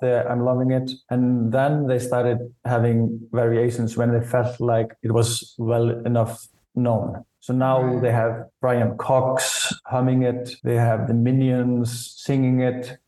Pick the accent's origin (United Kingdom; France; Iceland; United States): Iceland; So I grew up in Iceland, and the first Icelandic rap I was exposed to was actually from a commercial.